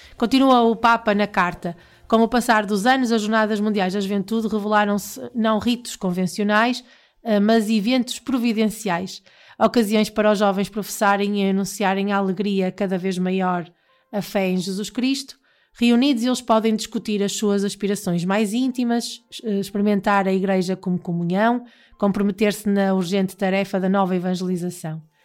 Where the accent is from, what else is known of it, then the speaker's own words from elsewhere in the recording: Portugal; nós portugueses